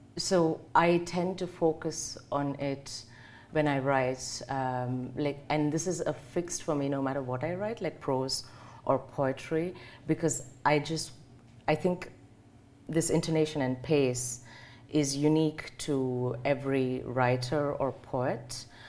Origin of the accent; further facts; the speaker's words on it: South India, India; moved away as an adult; now in Germany; it has a map of the southern part of India, and she has marked my hometown